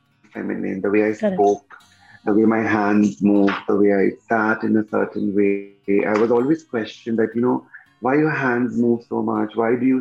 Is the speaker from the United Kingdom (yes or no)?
no; Kolkata, West Bengal, India; I come from Calcutta